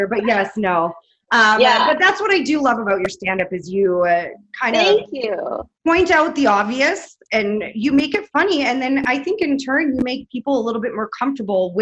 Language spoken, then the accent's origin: English; Vancouver, British Columbia, Canada; as a mixed child growing up in Vancouver